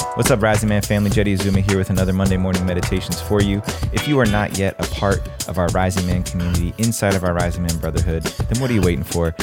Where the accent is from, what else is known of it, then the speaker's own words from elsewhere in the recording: New Jersey, United States; moved away as an adult; also born or lived in California; now in Austin, United States; I grew up in New Jersey. I'm a native New Jerseyan.